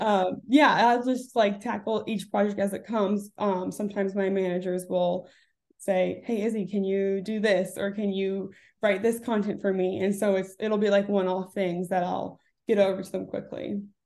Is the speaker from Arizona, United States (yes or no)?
no; Orlando, Florida, United States; moved away as an adult; also born or lived in Davidson, North Carolina; I grew up in Orlando, Florida, with my two parents and my sister